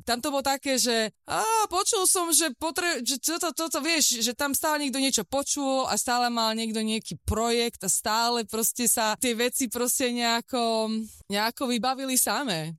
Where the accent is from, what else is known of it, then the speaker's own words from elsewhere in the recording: Slovakia; moved away as an adult; also born or lived in England / Texas, United States; now in Santa Barbara, United States; my sme boli zo Slovenska